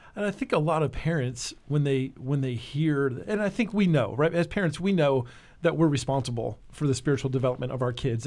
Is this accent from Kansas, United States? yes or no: no; New Jersey, United States; also born or lived in California / Florida; now in Nashville, United States; I grew up in New Jersey